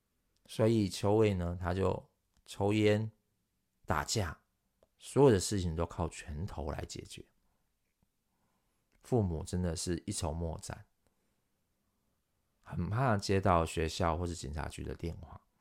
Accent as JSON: {"language": "Chinese", "country": "Taiwan", "said": "如今传到我们台湾人、亚洲人、中国人的身上，我们其实也要好好的把它传传递下去。"}